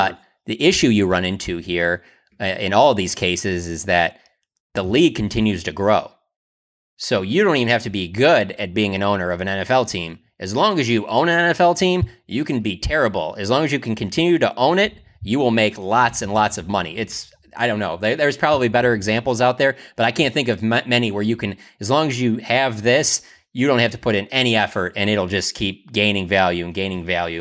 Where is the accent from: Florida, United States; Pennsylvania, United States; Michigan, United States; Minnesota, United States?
Michigan, United States; Detroit; moved away as an adult; now in Dallas, United States; growing up in Detroit, amongst all of my friends, family that still follow the Lions, live in Michigan